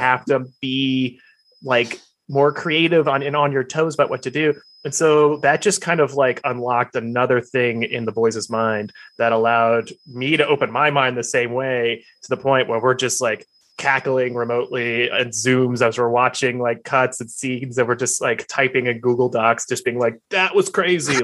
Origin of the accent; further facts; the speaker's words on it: Alabama, United States; now in Los Angeles, United States; I'm from Alabama